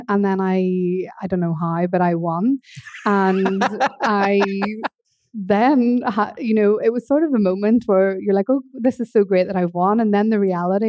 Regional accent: Northern Ireland, United Kingdom; accent: Northern Irish; moved away as an adult; also born or lived in Norwich / East London; now in London, United Kingdom; I came from Northern Ireland, as you can probably hear from the accent

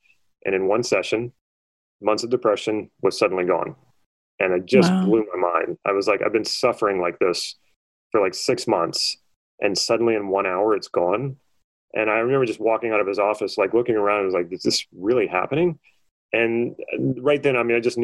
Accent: New Orleans, Louisiana, United States; I'm originally from New Orleans, Louisiana, and I went to college there.

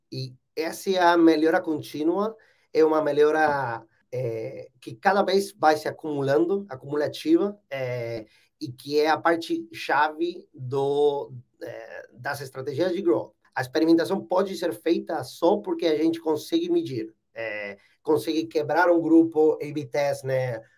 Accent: Buenos Aires, Argentina; Portuguese is a second language; Eu sou argentino, nasci e morei toda a minha vida em Buenos Aires, alguns anos fora, mas a maior parte do tempo em Buenos Aires

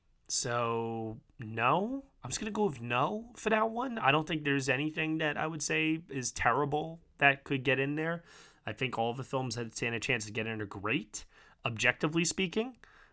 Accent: New York, United States; it's also not just because I'm from New York.

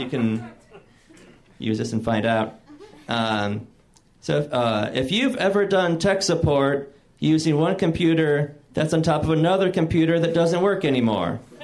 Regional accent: Michigan, United States; moved away; I'm from Michigan, and uh, I was visiting home recently

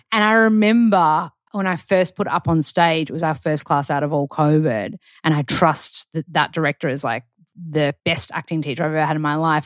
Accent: Australia; moved away as an adult; now in United States; being an Australian

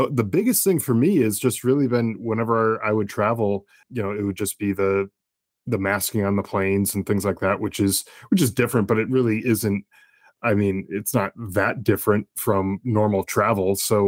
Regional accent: Connecticut, United States; Yeah, I was born in Connecticut in the early 80s, and it was I was in a middle class family.

